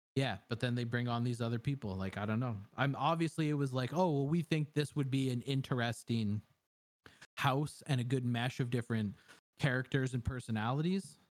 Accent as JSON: {"language": "English", "country": "Canada", "said": "I'm a Canadian"}